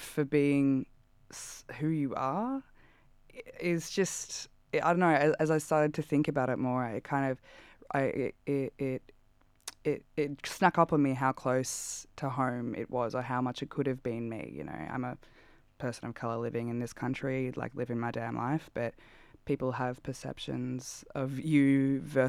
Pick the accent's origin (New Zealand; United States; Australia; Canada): Australia; I'm like Australian, but brown